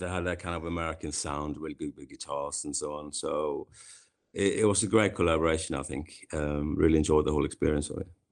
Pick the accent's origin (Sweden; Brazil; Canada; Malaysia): Sweden; Kungsbacka, Halland County; moved away as an adult; now in London, United Kingdom; I grew up in a small, kind of small town in Sweden called Kungsbacka